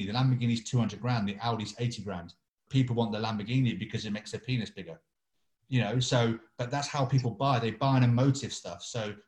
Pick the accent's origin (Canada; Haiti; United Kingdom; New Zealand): United Kingdom; England; I'm English